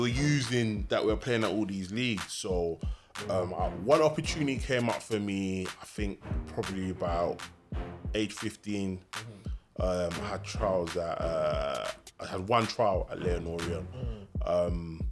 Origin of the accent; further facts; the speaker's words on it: London, United Kingdom; Being from around here as well, there were a lot of, like, football schools, football little things going on around here.